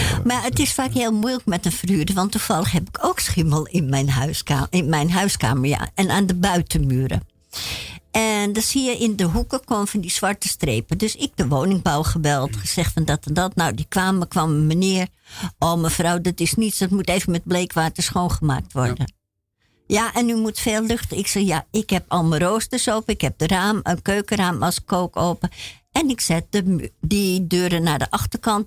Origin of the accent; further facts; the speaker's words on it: Netherlands; als Nederlander